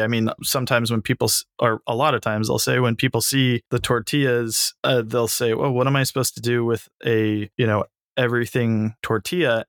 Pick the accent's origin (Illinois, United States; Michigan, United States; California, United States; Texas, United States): California, United States; San Francisco; I grew up in San Francisco